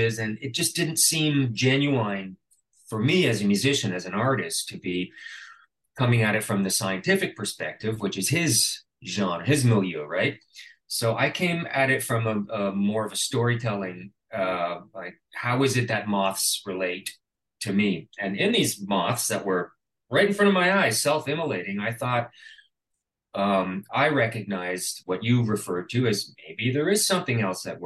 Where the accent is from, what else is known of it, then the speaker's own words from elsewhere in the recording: Canada; being Canadian, I did receive a grant from the Canada Council for the Arts